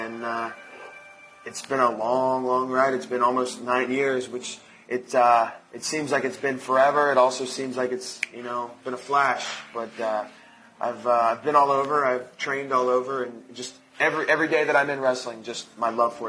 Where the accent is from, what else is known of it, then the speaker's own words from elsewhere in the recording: Dayton, Ohio, United States; I grew up in Dayton, Ohio, so every month at Hare Arena, they'd have a WWF house show.